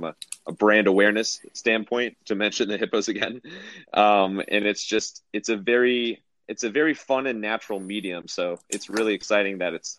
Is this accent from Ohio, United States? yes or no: yes; Cleveland, Ohio, United States; I'm from Cleveland, big Cavs fan